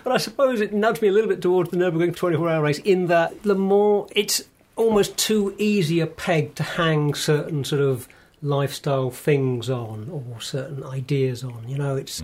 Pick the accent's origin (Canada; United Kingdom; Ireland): United Kingdom; as a British male